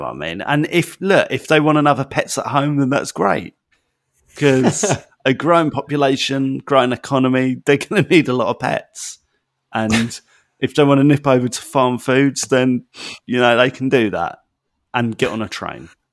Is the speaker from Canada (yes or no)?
no; United Kingdom; I'm a Brit